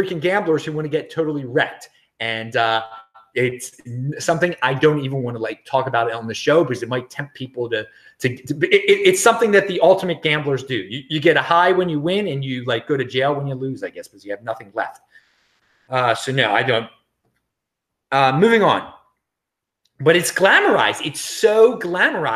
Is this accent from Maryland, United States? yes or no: yes; Baltimore, Maryland, United States; moved away; also born or lived in Los Angeles; I'm originally from Baltimore, and I will be visiting my family in Baltimore